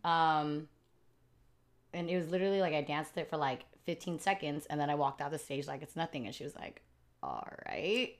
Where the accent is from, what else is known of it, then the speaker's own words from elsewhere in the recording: United States; I'm the first one in my family born in the U S